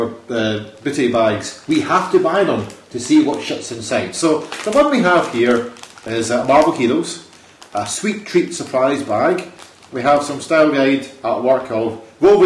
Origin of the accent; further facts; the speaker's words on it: Scotland, United Kingdom; I'm Scottish